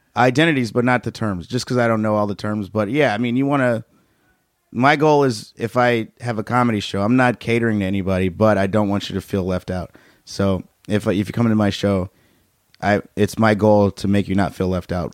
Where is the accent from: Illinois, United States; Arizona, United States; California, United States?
Illinois, United States; Chicago; moved away; I grew up in Chicago